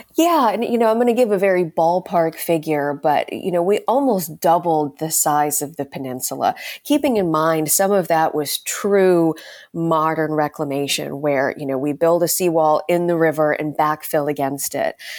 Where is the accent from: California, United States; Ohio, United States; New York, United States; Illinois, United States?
Ohio, United States; moved away as an adult; also born or lived in South Carolina; now in Charleston, United States; I'm originally from Ohio.